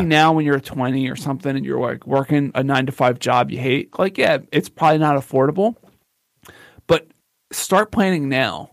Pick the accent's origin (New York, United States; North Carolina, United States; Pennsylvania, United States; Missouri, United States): Pennsylvania, United States; Philadelphia; I'm from Philly